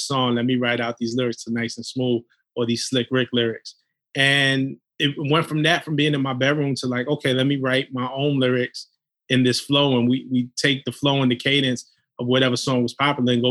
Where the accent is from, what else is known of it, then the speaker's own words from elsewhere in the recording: New York City, New York, United States; We grew up in Flatbush, Brooklyn